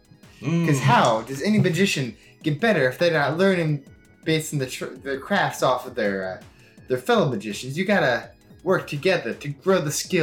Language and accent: English; Chicago, Illinois, United States; I think, I'm from Chicago. I think we can connect these two cities